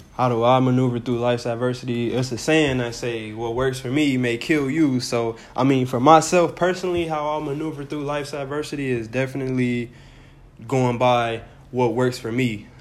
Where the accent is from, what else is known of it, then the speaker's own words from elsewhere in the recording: United States; we're from America